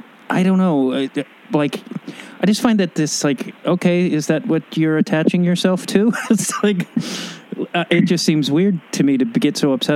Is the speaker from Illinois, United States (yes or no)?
yes; Chicago, Illinois, United States; Chicago. So I'm sure we'll have that.